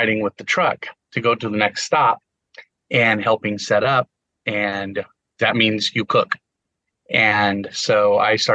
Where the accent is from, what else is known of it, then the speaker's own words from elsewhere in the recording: Rancho Cucamonga, California, United States; I grew up in Cucamonga